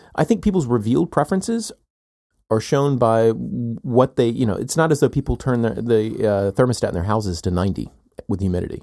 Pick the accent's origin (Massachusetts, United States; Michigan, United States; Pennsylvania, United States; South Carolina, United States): South Carolina, United States; moved away as an adult; also born or lived in Chicago / Texas / California / Northeast US; now in Athens, Georgia, United States; I grew up in South Carolina. I'm here now